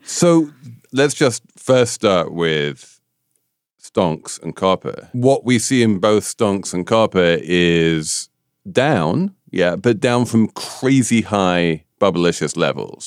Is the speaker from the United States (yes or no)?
no; United Kingdom; I'm a Brit